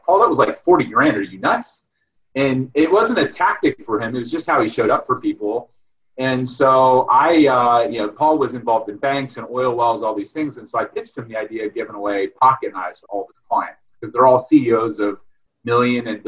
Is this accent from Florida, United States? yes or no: no; Delroy, Ohio, United States; I grew up in Ohio, you know, Midwest farm boy.